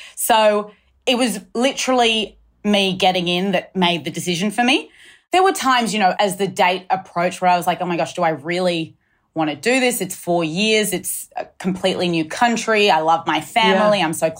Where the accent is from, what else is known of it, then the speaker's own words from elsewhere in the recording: Sydney, New South Wales, Australia; moved away as an adult; also born or lived in United States / London; Yes, I grew up in Australia, went to school on the North Shore, Pimble Ladies College, was here till I was 18. And then I moved overseas to study in the States.